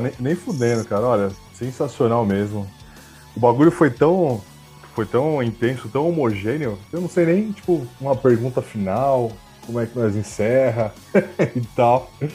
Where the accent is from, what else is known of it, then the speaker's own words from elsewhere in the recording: Brazil; a gente é brasileiro